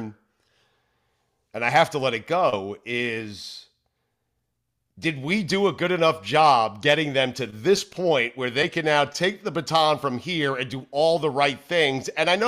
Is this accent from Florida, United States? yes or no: yes; South Florida, United States; we're from Florida, South Florida